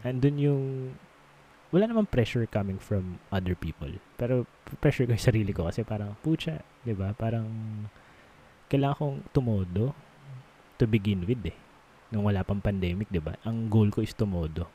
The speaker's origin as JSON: {"language": "Tagalog", "area": "Ilocano", "region": "Ilocos Region", "country": "Philippines", "said": "Ilocano lang ako"}